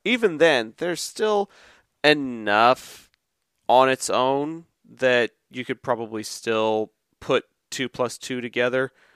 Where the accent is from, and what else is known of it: Texas, United States; born or raised there